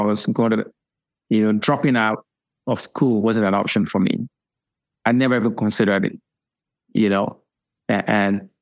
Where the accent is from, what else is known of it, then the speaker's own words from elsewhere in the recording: Lagos, Nigeria; now in United States; I was born in Lagos, and I was raised in Lagos